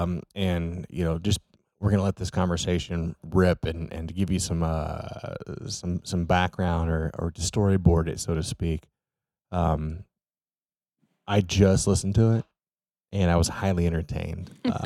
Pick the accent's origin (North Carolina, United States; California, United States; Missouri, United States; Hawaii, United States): Missouri, United States; Memphis; moved away; my hometown, which is a town of under 2,000 people